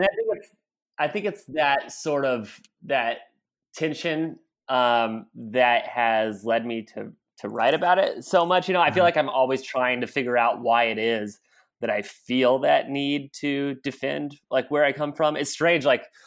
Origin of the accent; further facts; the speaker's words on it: Broken Bow, Nebraska, United States; I like have great memories of growing up in Broken Bow.